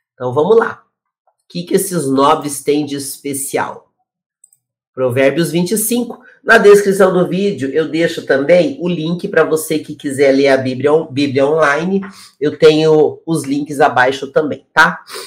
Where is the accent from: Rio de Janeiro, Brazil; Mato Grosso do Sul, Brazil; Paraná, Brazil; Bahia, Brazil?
Paraná, Brazil; Curitiba; now in São Paulo, Brazil; eu moro em São Paulo hoje, mas eu sou de Curitiba